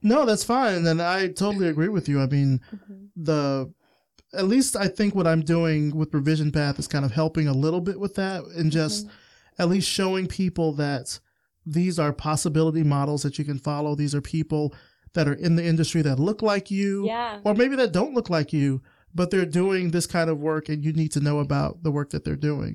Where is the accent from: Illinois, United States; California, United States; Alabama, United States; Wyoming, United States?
Alabama, United States; I'm from Alabama